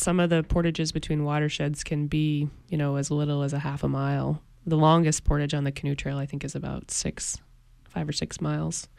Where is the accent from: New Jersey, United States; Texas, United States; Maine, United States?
Maine, United States; Ellsworth; also born or lived in Vermont; I grew up in Ellsworth, um, and then I went to school in Vermont and lived in Vermont